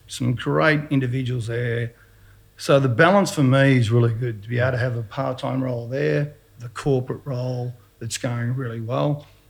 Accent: Dandenong, Victoria, Australia; I'm a kid from Dandy

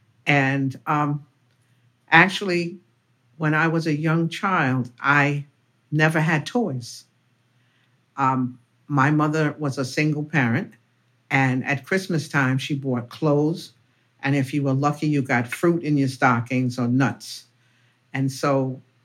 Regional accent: New York City, New York, United States; I was born and raised in Harlem, went to public schools here

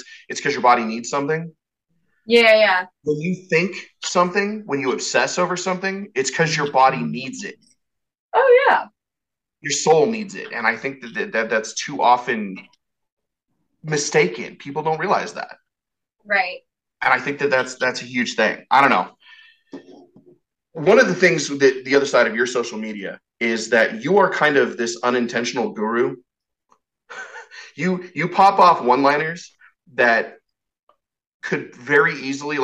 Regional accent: Western Colorado, United States; I grew up in Western Colorado, which is essentially Eastern Utah

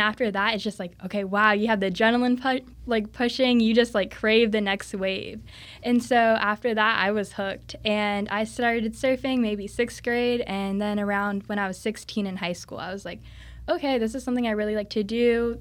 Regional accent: Cocoa Beach, Florida, United States; I'm from the Cocoa Beach area, so a lot of people surf over there

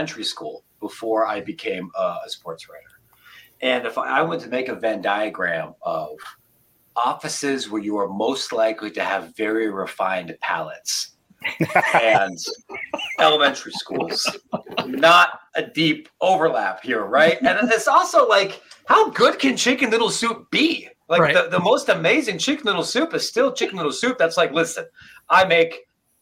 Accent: near Columbus, Ohio, United States; somebody who was born and raised in Ohio

